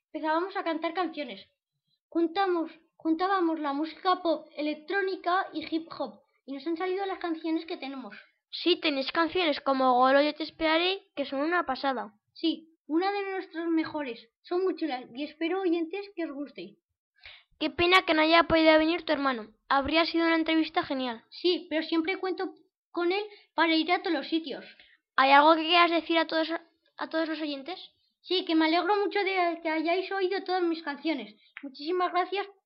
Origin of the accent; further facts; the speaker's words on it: Cali, Valle del Cauca, Colombia; born there; Pues somos hermanos y mi hermano es el pequeño. Nacimos en Cali.